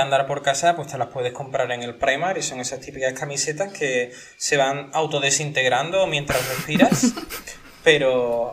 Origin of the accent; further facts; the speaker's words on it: Seville, Andalusia, Spain; also born or lived in Basque Country; now in Catalonia, Spain; yo soy de Sevilla